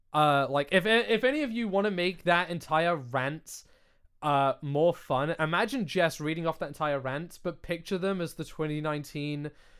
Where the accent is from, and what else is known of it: United Kingdom